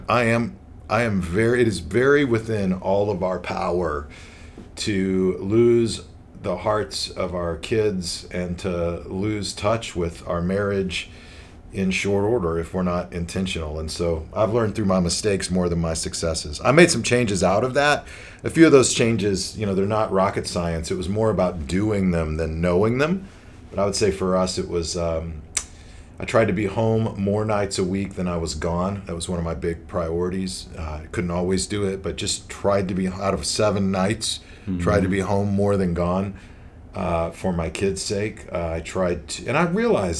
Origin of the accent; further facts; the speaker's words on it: Las Vegas, Nevada, United States; I'm from Las Vegas, been out in the Las Vegas area at Central Church for 15 years